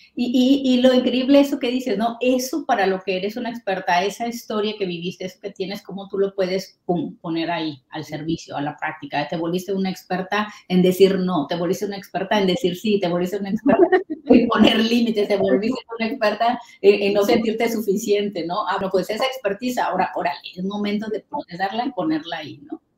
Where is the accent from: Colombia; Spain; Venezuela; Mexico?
Mexico; moved away; yo soy mexicana